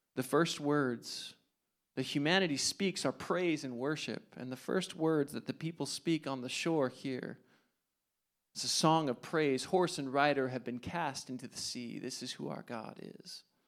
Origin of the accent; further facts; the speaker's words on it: New Jersey, United States; I'm from New Jersey